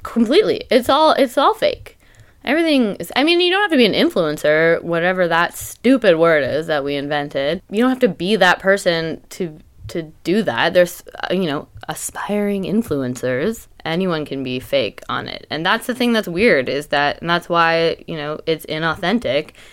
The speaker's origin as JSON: {"language": "English", "country": "Canada", "moved": "yes", "lives_now": "Portland, United States", "said": "I'm Canadian"}